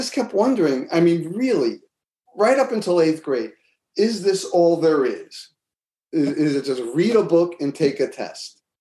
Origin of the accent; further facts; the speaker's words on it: Elmsford, New York, United States; moved away as an adult; also born or lived in Bronx, New York; now in Boston, United States; we moved from the Bronx. But when I was in third grade, we moved up to Westchester